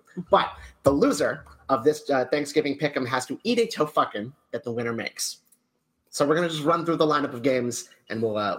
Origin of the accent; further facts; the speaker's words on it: Massachusetts, United States; This comes out of Massachusetts, my home state.